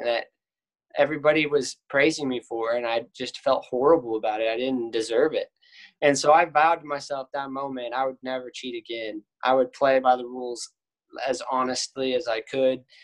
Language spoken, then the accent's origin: English; Cedar Park, Texas, United States; I'm from Cedar Park